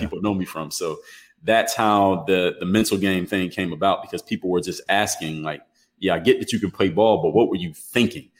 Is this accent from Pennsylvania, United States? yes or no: yes; Philadelphia, Pennsylvania, United States; moved away as an adult; now in Miami, United States; I come from the city of Philadelphia, Pennsylvania, uh, now reside in Miami, Florida